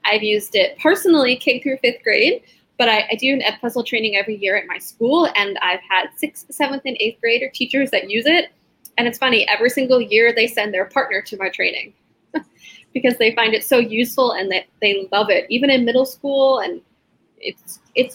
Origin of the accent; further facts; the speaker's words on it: Rhode Island, United States; now in Southern California, United States; I'm from Rhode Island